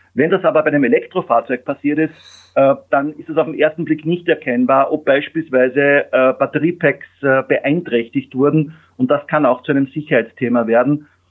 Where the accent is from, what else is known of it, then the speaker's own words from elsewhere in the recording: Austria; moved away as an adult; now in Germany; ich bin Österreicher